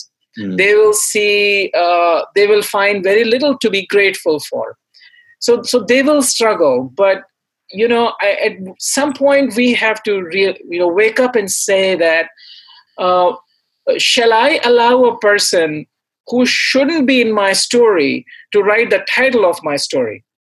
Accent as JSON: {"language": "English", "country": "India", "said": "I came from India, so I listened to classical, Indian music and all the contemporary singers there."}